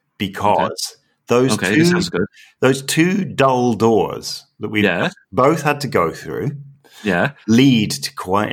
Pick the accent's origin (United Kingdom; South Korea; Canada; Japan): United Kingdom; Glasgow, Scotland; where I grew up in Glasgow